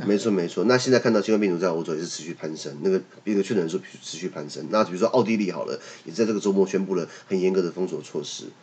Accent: Taiwan; 我们台湾这边

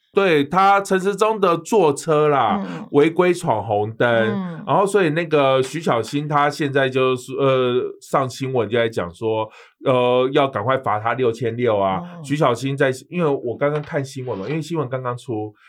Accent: Taiwan; 我们台湾人就是很客套

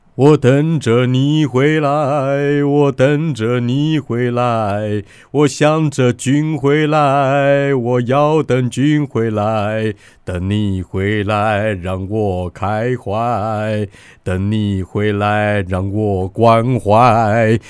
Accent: Taiwan; 我们台湾人

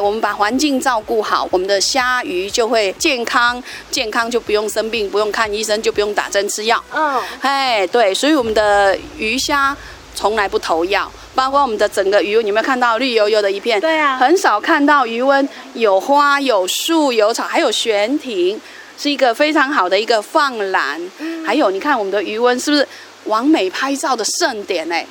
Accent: Dongshi, Chiayi County, Taiwan; 来到我们东石，来到我们乡下

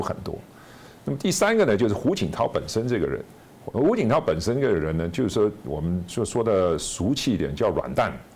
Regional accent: Hong Kong; moved away; 我在香港长大

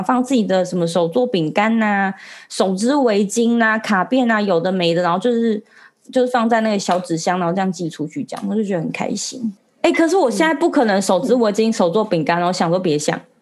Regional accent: Taiwan; 我是台湾人

